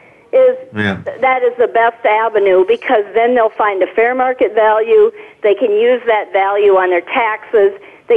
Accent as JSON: {"language": "English", "region": "South Dakota", "country": "United States", "tie": "born or raised there", "also_born_or_lived": "southwest Minnesota", "moved": "as an adult", "lives_now": "Minnesota, United States", "said": "I grew up in South Dakota, never actually came to Minnesota till I was about 18"}